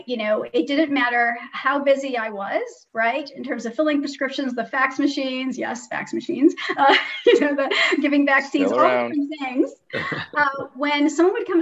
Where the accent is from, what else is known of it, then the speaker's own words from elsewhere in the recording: St. Louis, Missouri, United States; also born or lived in Iran / Kansas; I grew up in St. Louis, Missouri. And then when I was six, I had the opportunity to move to Iran